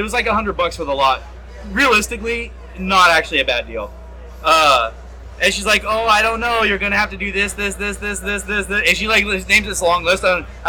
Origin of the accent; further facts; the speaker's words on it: San Diego, California, United States; I'm born and raised San Diego.